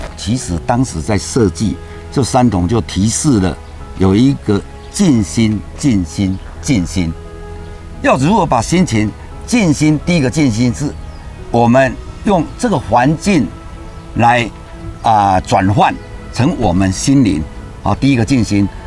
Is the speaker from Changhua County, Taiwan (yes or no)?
yes; Chengmei Cultural Park, Changhua County, Taiwan; 我们七个兄弟姐妹都在这个房间出生的。我从小就会嫖这个水